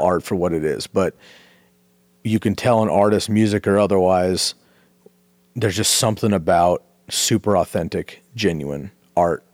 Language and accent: English; Bay Area, California, United States; moved away; I grew up in the Bay Area